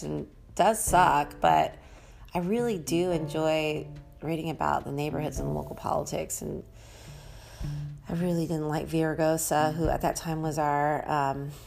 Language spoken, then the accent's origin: English; San Francisco, California, United States; also born or lived in Los Angeles, California; I used to have an ego being a San Franciscan